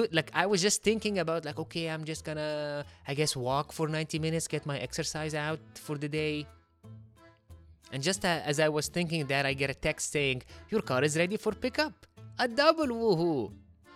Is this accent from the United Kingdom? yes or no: no; Egypt; moved away; I'm from Egypt, like the land of chatty drivers.